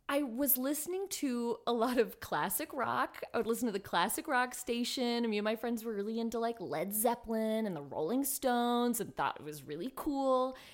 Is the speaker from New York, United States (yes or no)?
no; Los Angeles, California, United States; also born or lived in South Pasadena; I'm from Highland Park originally, which, um, is on the east side of Los Angeles, and then ended up moving into South Pasadena